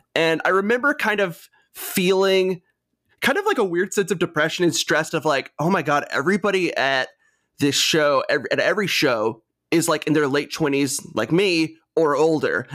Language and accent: English; Greensboro, North Carolina, United States; moved away as an adult; also born or lived in Charlotte, North Carolina; now in Richmond, United States; So I'm from North Carolina originally. I grew up in Greensboro